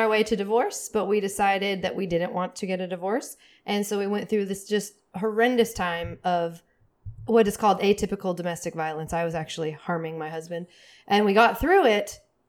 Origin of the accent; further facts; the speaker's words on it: Seattle, Washington, United States; I'm from Seattle.